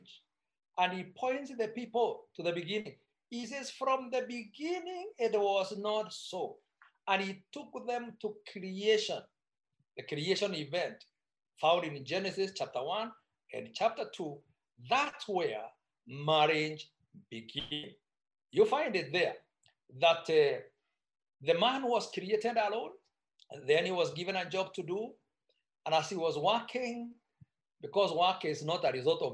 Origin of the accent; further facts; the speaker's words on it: Meru, Meru County, Kenya; I come from Meru, that I can need to be specific. And our culture is very much for pro-family